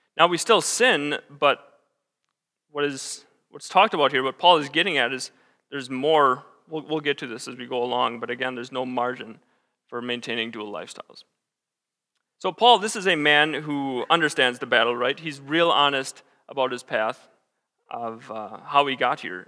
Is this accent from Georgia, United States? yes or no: no; Wisconsin, United States; moved away as an adult; also born or lived in Michigan / Iowa / South Dakota; now in Sioux Falls, United States; grew up in Wisconsin. Spent my first twenty-some years there.